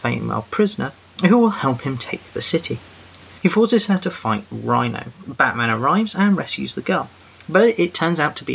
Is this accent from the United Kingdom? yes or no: yes; England, United Kingdom; I'm that English guy